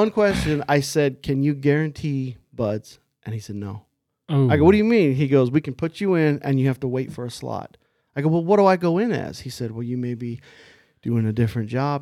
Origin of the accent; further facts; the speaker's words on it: Illinois, United States; moved away as an adult; now in California, United States; I grew up in Illinois. I was born in a little town. Actually, I was born in a bigger town, but I grew up in a small town, about 8,000 people